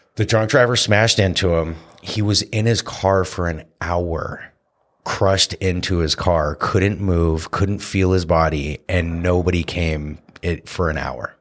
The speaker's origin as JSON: {"language": "English", "town": "Santa Cruz", "region": "California", "country": "United States", "tie": "born or raised there", "said": "my best friend, uh, James McCord, uh, who I grew up here with in Santa Cruz"}